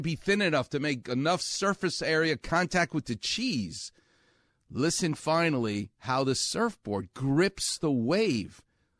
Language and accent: English; Far Rockaway, New York, United States; what they doubted was the toughness of a kid who grows up on the streets of New York. That's what I did. I'm from Far Rockaway.